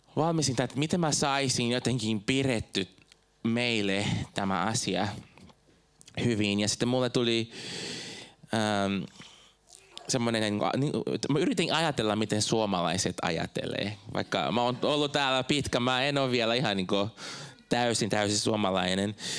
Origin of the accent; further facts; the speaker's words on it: Brazil; Finnish is a second language; moved away as an adult; now in Finland; Mä oon Brasiliasta kotoisin, mä muutin tänne joskus 2006